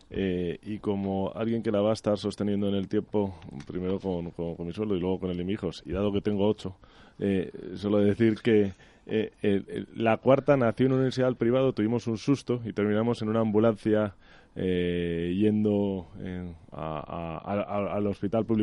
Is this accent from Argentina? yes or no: no; Galicia, Spain; Yo creo que de una manera muy acertada, como español y como gallego, eh, pues ha donado los equipos